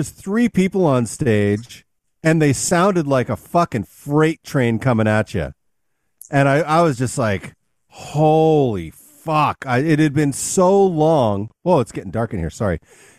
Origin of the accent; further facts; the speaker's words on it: Canada; moved away as an adult; now in Loudoun County, Virginia, United States; I'm kind of new here. I grew up in Canada, and I moved to the DC area here